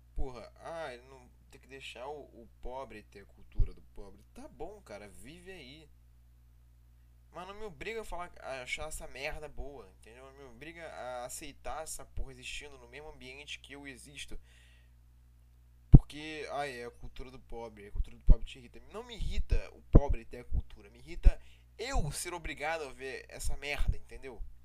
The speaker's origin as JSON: {"language": "Portuguese", "country": "Brazil", "tie": "born or raised there", "said": "Eu sou brasileiro, eu nasci no Brasil."}